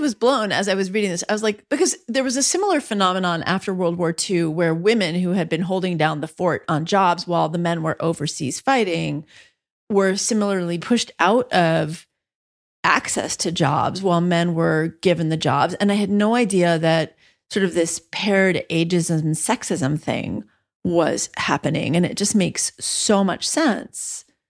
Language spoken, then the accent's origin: English; New York City, New York, United States; now in Massachusetts, United States; I was born in Spanish Harlem